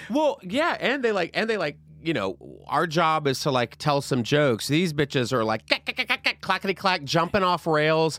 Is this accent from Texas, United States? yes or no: yes; Texas, United States; I grew up in Texas